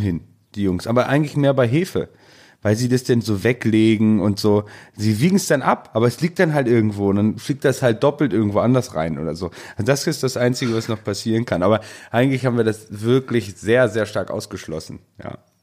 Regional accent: Northern Germany, Germany; bei uns, hier bei uns im Norden

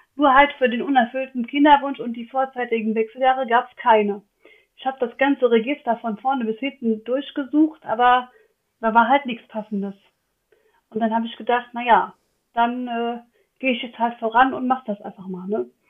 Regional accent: Westerwald, Rhineland-Palatinate, Germany; ich bin aus dem Westerwald

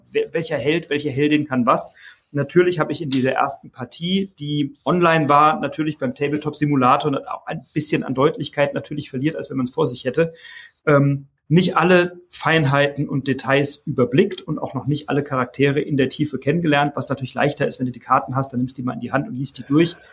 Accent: Wiesbaden, Hesse, Germany; ich komme halt aus Wiesbaden

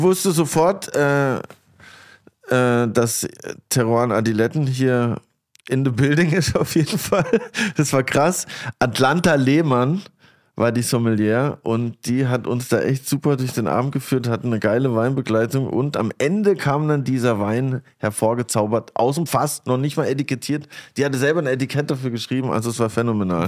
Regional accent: near Grenzach, ten km from Basel, Baden-Württemberg, Germany; Das ist nämlich zwei Dörfer weiter von dem Dorf, wo ich aufgewachsen bin.

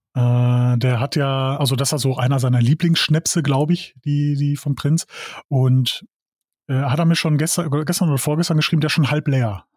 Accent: Dorsten, North Rhine-Westphalia, Germany; ich komme aus Dorsten

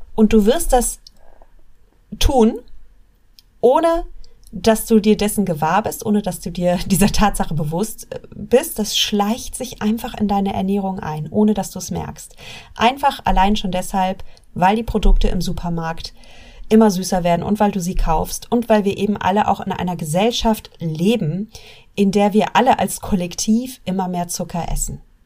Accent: Germany; wir Deutschen

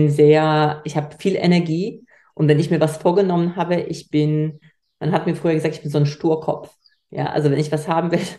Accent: Poland; Ich komme aus Polen. Ich komme nicht aus einer Unternehmerfamilie.

